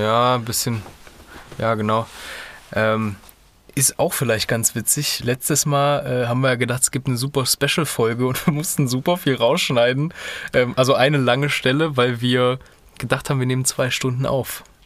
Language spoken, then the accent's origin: German; Kassel, Hesse, Germany; bei uns in Kassel